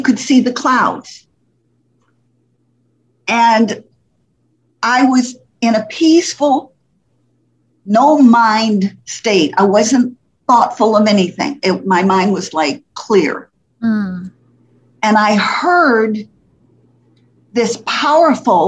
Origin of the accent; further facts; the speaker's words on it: Poughkeepsie, New York, United States; moved away as an adult; also born or lived in Fort Lauderdale, Florida; I was from New York City, New York, Poughkeepsie, New York, not city, but New York, but Poughkeepsie, New York